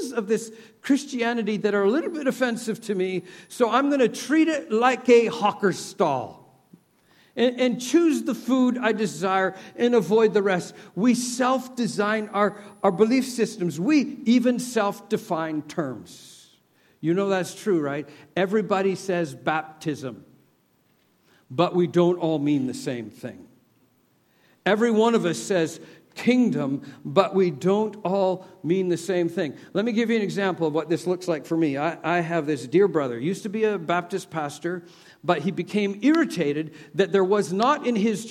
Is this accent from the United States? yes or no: no; Canada; moved away; I'm from Canada. I grew up with the sun never sets on the British Empire